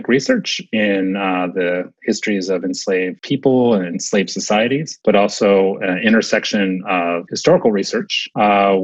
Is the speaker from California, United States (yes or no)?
yes; Southern California, United States; moved away as an adult; also born or lived in New Jersey; now in Maryland, United States; I grew up in Southern California